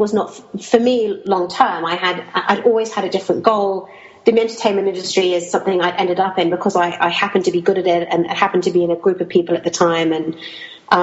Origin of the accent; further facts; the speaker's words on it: Kuwait; I grew up in Kuwait during the time of the Iran-Iraq war